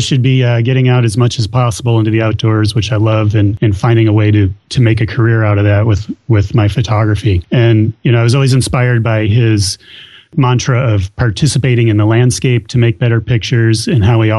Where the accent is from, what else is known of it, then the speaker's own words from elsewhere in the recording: Illinois, United States; moved away as an adult; now in New Hampshire, United States; I grew up in Illinois